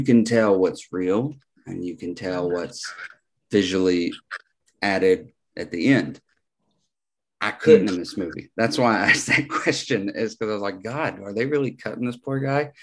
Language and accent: English; United States; I'm an American